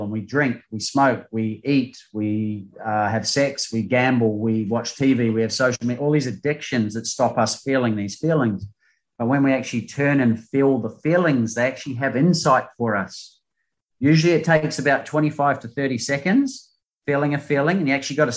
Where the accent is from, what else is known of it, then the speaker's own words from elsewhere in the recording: New Zealand; now in Australia; I came to Australia from New Zealand to play beach volleyball to go to the Olympics.